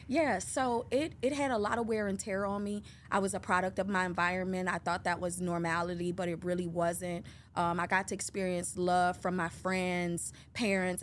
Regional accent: Detroit, Michigan, United States; I'm a native from Detroit, Michigan

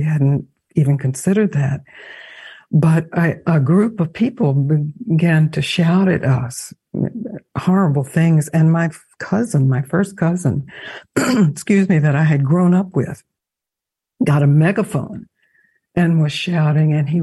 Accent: Mississippi, United States; I knew when I was spending time in Mississippi, growing up in Mississippi

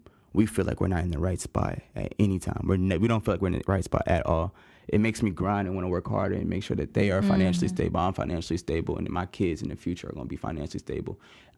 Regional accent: Kansas, United States; born there; also born or lived in Tennessee / Louisiana / Germany / Missouri; now in Hinesville, United States; I was born in Kansas. Lived there for 6 months, like moved to Tennessee where my dad's from. I've moved to Louisiana, Germany, Missouri, Hawaii, and I've been in Georgia since 2013.

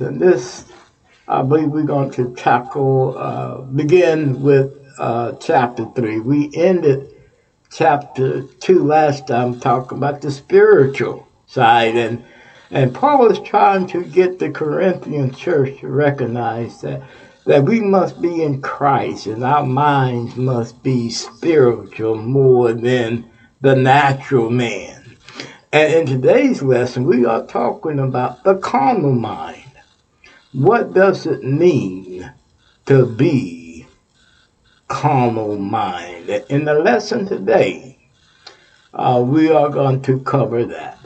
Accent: Texas, United States; moved away; I'm from Texas

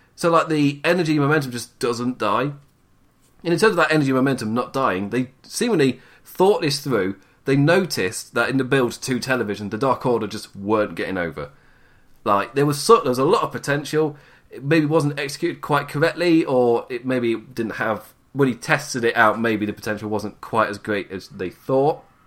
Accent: United Kingdom; I'm too British

